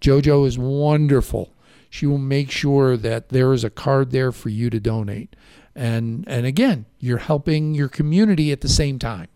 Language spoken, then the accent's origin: English; Chicago, Illinois, United States; accent: Chicago; now in Safford, United States; My Chicago accent